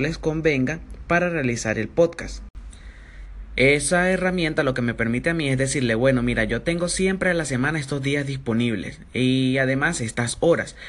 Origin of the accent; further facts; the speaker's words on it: Venezuela; soy un emprendedor venezolano